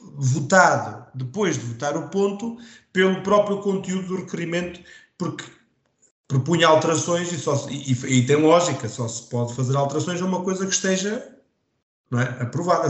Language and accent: Portuguese; Vagos, Centro, Portugal